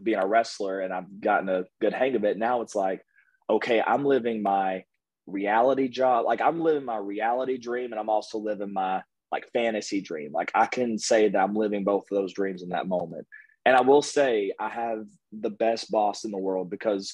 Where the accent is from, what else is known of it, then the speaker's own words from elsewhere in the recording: Kentucky, United States; I'm from Kentucky.